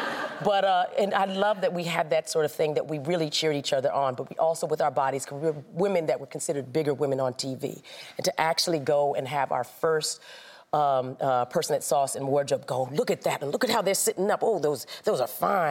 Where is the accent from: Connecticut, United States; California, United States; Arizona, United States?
Arizona, United States; Winslow; moved away; I'm from Arizona.